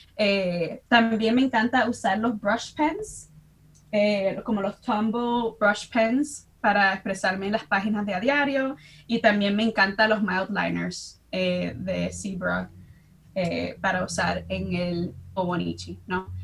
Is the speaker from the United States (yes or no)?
yes; Chicago, Illinois, United States; now in New Brunswick, United States; soy dominicana, nacida y crecí en Chicago, en el barrio de Humboldt Park